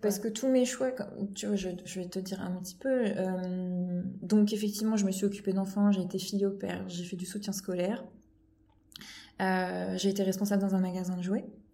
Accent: Normandy, France; also born or lived in Palaiseau, France / Paris region, France; now in Loire-Atlantique, France; je suis normande de, de, base, mais j'ai vécu une grande partie région parisienne

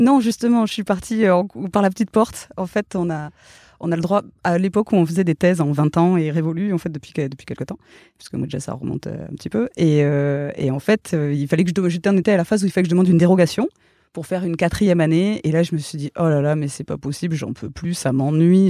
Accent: Gers, Occitania, France; moved away; also born or lived in Toulouse; j'ai grandi dans le Gers

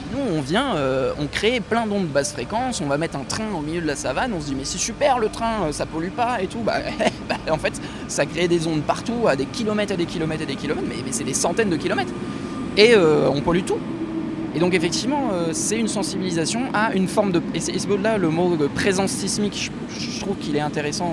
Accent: Nantes, Pays de la Loire, France; je viens de Nantes

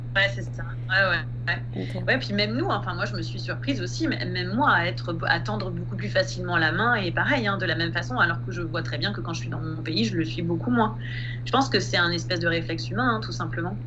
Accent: Île-de-France, France; moved away as an adult; Moi, j'ai grandi en Île-de-France et je suis restée en Île-de-France jusqu'à mes 30 ans

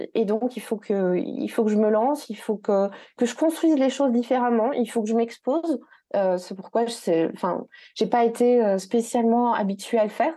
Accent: Belgium; ici en Belgique, parce que oui, je suis belge

